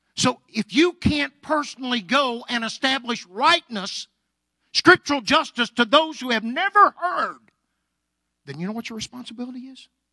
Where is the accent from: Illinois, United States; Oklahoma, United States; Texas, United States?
Oklahoma, United States; Anadarko; I was raised in Anadarko, Oklahoma, born and raised there.